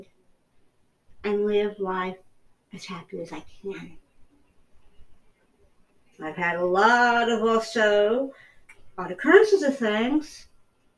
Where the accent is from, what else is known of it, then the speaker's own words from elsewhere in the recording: United States; as an American